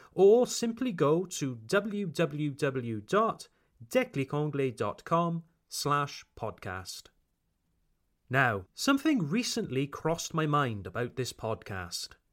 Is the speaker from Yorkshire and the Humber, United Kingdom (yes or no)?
no; Pontypool, Wales, United Kingdom; accent: Welsh; moved away as an adult; now in Ungersheim, France; I come from a small town in South Wales called Pontypool.